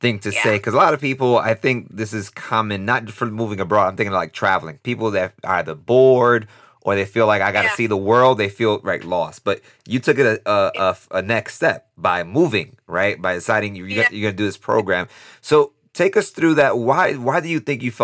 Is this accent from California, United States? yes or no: no; New York City, New York, United States; I'm from Brooklyn as well, but I'm from the Cypress Hills / East New York area of Brooklyn